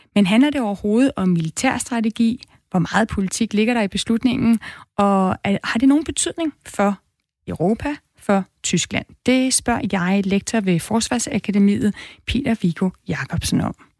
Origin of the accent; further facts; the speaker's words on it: Denmark; os danskere